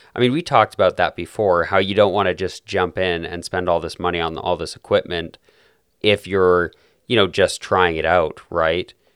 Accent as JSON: {"language": "English", "town": "Calgary", "region": "Alberta", "country": "Canada", "tie": "born or raised there", "said": "my hometown, which of course is Calgary, beautiful city in southern Alberta"}